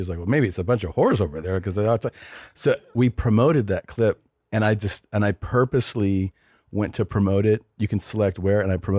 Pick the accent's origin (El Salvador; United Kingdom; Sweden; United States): El Salvador; I'm from Salvador. So I was like, oh, it sounds like an Italian town.